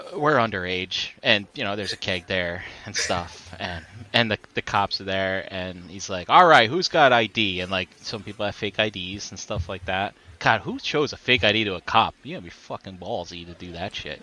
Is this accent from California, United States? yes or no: no; New Jersey, United States; I'm from Jersey